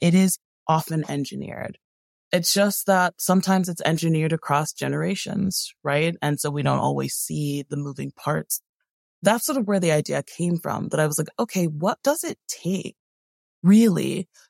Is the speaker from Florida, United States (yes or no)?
no; Connecticut, United States; also born or lived in California; So I was born in California, in Southern California. But I was raised in a few different places. I think the place that I lived the longest as a kid was Connecticut, where I'm currently located.